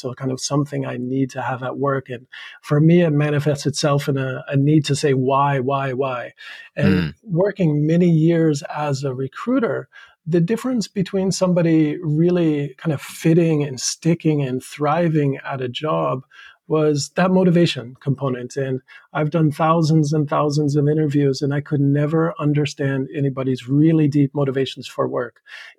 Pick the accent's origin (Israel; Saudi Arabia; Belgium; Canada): Saudi Arabia; also born or lived in New York, United States; now in Japan; So I'm still American by passport and by nationality, originally from the U.S., upstate New York. But I grew up in Saudi Arabia for many years, high school, Boston College, Texas.